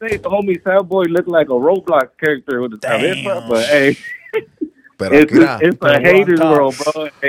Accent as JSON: {"language": "English", "town": "Sacramento", "region": "California", "country": "United States", "said": "saludos desde Norte Lado, bro. I'm from Sacra, and you know, I bump whatever's hits the heart."}